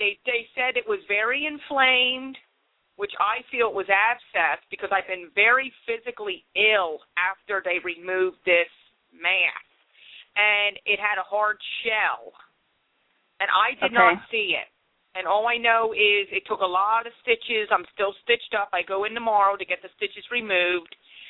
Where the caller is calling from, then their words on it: Philadelphia, Pennsylvania, United States; Philadelphia, PA.